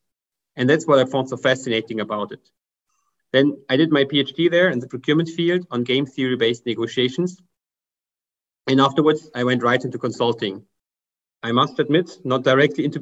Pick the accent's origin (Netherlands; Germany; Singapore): Germany; English is a second language; as you can hear by my accent, I'm from Germany.